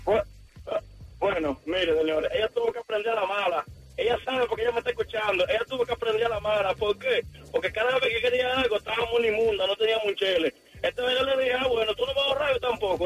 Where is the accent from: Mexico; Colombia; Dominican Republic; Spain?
Dominican Republic; yo soy, dominicano.